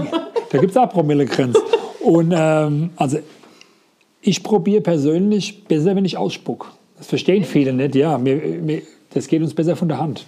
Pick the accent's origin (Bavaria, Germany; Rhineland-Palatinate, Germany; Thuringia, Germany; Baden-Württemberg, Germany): Rhineland-Palatinate, Germany; Rheinhessen; Bei uns in Rheinhessen